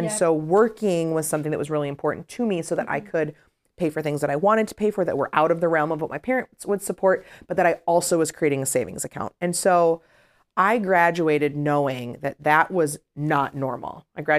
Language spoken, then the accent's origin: English; Illinois, United States; I'm from the South Suburbs, but I wanted to go to the big city, and my parents supported me